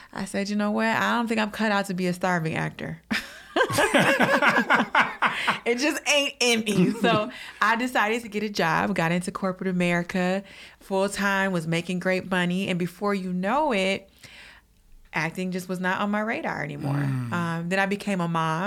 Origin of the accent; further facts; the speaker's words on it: Detroit, Michigan, United States; moved away; also born or lived in Los Angeles; I'm from Detroit